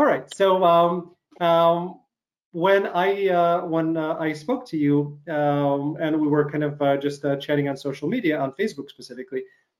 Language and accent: English; Chicago, Illinois, United States; you're from Chicago, I'm from Chicago.